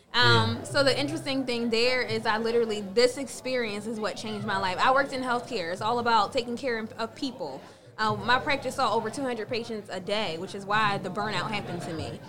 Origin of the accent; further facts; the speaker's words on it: Philadelphia, Pennsylvania, United States; I grew up in Germantown with concrete